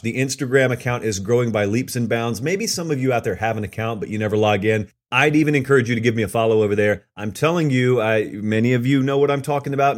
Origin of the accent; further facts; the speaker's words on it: the South, United States; I grew up in the South.